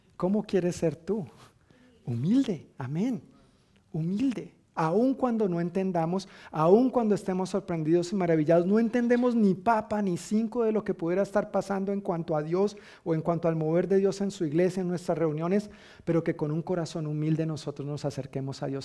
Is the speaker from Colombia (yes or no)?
yes; Colombia; now in United States; decimos en Colombia